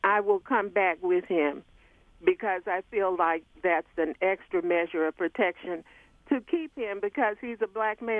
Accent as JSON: {"language": "English", "region": "Alabama", "country": "United States", "also_born_or_lived": "Michigan", "moved": "yes", "lives_now": "Detroit, United States", "said": "I am originally from Alabama, but I have been in Michigan since 1970. This is where I did my working years."}